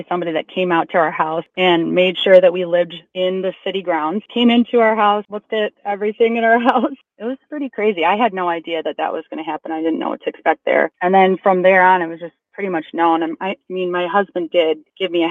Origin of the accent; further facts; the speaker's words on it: Wisconsin, United States; now in Chicago, United States; I'm from Wisconsin